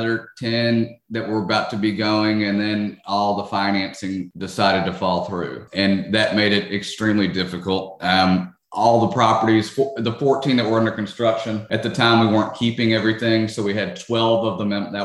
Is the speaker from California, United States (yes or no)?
no; Memphis, Tennessee, United States; now in Orlando, United States; I grew up in Memphis